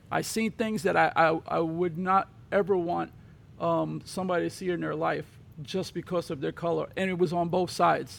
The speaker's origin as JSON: {"language": "English", "town": "New York City", "region": "New York", "country": "United States", "tie": "born or raised there", "said": "I grew up in Brooklyn"}